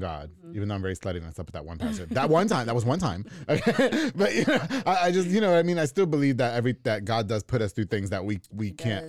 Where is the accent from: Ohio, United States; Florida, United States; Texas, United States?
Texas, United States; Waco; we're from South Waco.